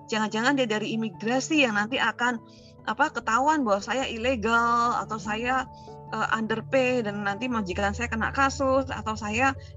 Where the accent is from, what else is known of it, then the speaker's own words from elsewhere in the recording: Salatiga, Central Java, Indonesia; now in Karawaci, Indonesia; saya asalnya dari Salatiga